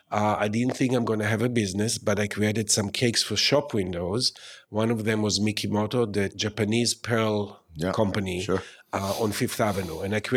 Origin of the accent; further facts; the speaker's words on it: Tel Aviv, Tel Aviv District, Israel; now in New York City, United States; I grew up in Tel Aviv, Israel.